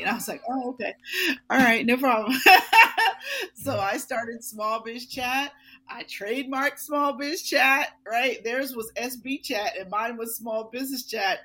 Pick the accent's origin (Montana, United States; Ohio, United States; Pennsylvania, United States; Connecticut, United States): Pennsylvania, United States; Pittsburgh; moved away as an adult; now in Philadelphia, United States; I worked for the NBC station in Pittsburgh in my hometown